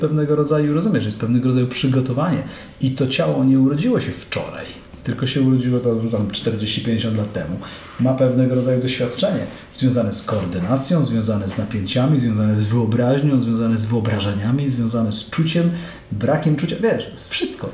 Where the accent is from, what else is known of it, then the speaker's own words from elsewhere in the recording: Mielec, Subcarpathian Voivodeship, Poland; Szliśmy z, chyba z rodzicami na spacer jednym z, jedną z alejek u nas w Mielcu